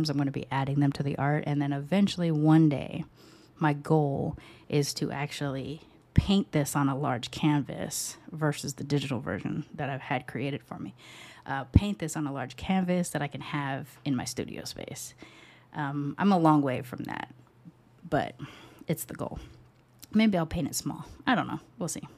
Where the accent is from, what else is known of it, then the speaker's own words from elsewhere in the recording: United States; I was born in the US, but I was raised with a British grandmother